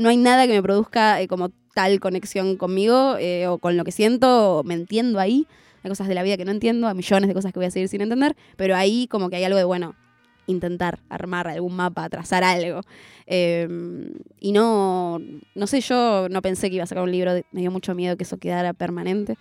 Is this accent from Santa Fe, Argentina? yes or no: no; Zona Sur, Buenos Aires Province, Argentina; en Zona Sur, que es de donde soy